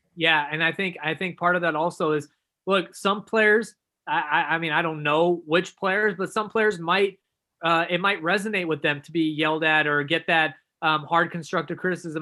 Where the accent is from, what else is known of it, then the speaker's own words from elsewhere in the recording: Dallas, Texas, United States; I grew up in Dallas